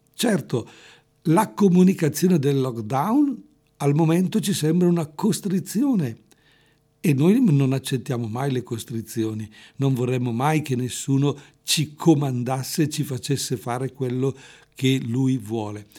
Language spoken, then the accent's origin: Italian; Erbusco, Lombardy, Italy; io sono originario di Spina del Busco